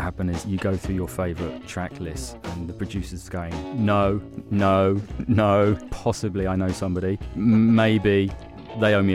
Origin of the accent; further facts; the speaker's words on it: Brighton, South East England, United Kingdom; moved away as an adult; also born or lived in London; I was young at that point, new to London. I was from Brighton